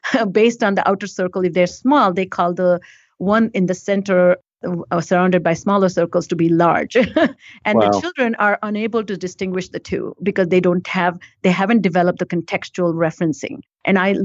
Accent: India; now in United States; I grew up in India before I came to US

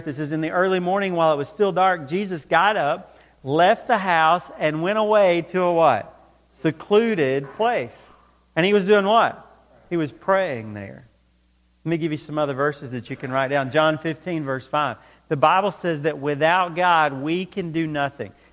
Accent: close to Atlanta, Georgia, United States; When I was growing up, I grew up close to Atlanta, Georgia.

